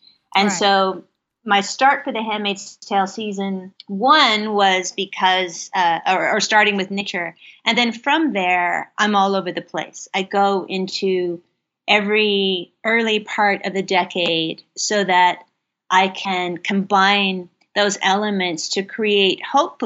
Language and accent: English; Kentucky, United States; I grew up in Kentucky